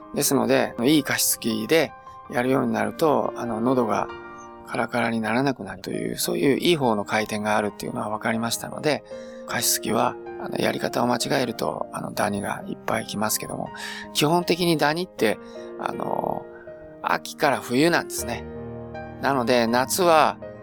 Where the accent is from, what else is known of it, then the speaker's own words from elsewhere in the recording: Beppu, Oita, Japan; 私は別府の出身ですので、まあ温泉で育った人間なので